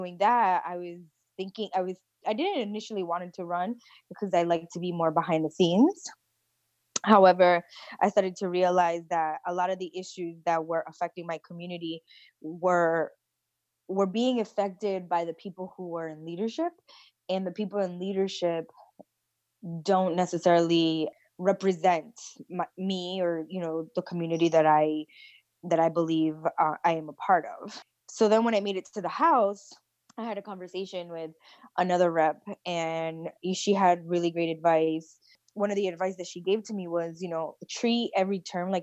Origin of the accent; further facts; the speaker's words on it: Rhode Island, United States; I was born and raised here in Rhode Island.